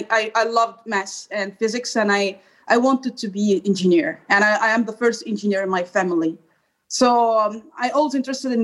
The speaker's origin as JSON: {"language": "English", "country": "Egypt", "moved": "as an adult", "lives_now": "Brussels, Belgium", "said": "I'm originally from Egypt and I have been traveling now like 5 years and I have been in different countries"}